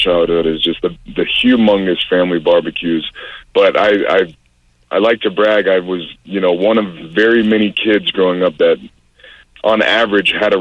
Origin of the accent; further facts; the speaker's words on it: Pensacola, Florida, United States; growing up in Pensacola, Florida